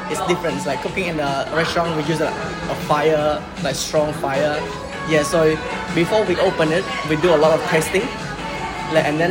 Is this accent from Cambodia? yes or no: yes; Phnom Penh, Cambodia; now in Melbourne, Australia; we grew up in Cambodia, Phnom Penh